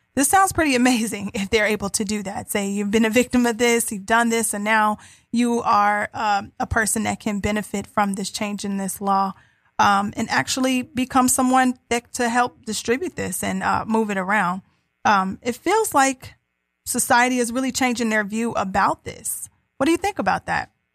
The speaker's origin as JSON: {"language": "English", "region": "Ohio", "country": "United States", "said": "I'm from Ohio"}